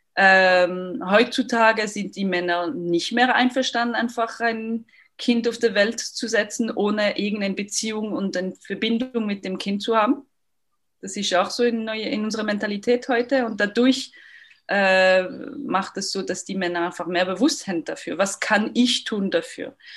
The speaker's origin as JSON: {"language": "German", "town": "Lausanne", "region": "Vaud", "country": "Switzerland", "accent": "French", "second_language": "German", "moved": "yes", "said": "Ich bin aus Lausanne ursprünglich, deswegen mein, mein französischer Akzent"}